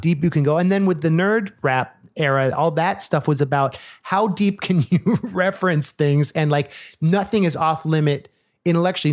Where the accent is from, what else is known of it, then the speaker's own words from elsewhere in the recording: Oakland, California, United States; I grew up in Oakland